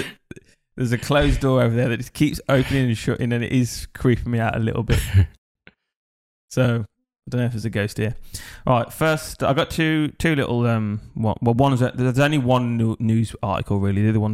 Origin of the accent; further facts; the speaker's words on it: England, United Kingdom; now in Thailand; being English